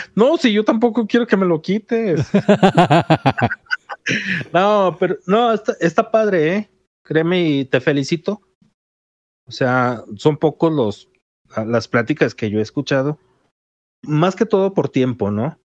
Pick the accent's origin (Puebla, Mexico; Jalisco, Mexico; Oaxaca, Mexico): Jalisco, Mexico; los que somos de Jalisco